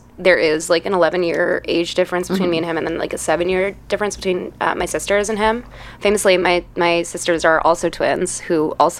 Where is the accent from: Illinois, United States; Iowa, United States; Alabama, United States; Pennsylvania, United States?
Illinois, United States; Chicago; I am originally from Chicago, from the area of Lakeview, but I have lived all over Chicago. I've also gone to school all over Chicago, so I feel like I've, like, just grown up all over the city.